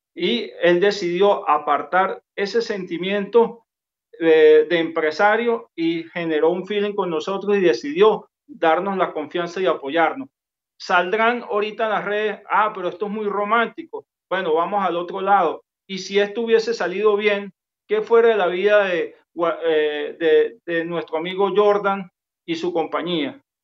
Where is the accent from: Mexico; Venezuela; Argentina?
Venezuela; nosotros tenemos como militares venezolanos